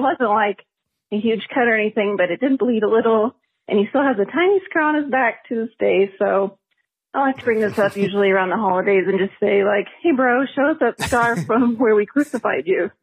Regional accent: Oklahoma, United States; I'm from Oklahoma.

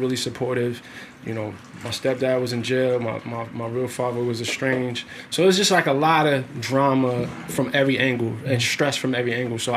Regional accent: New York City, New York, United States; moved away as an adult; I'm from Brownsville, Brooklyn.

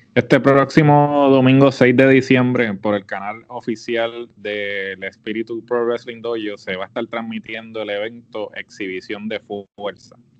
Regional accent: Puerto Rico; nosotros como puertorriqueños

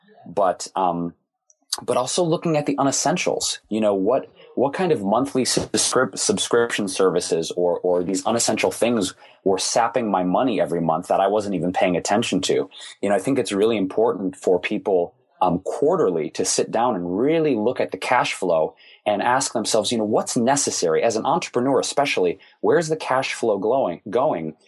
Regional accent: Detroit, Michigan, United States; Growing up in Detroit, most everybody worked for one of the big three automakers.

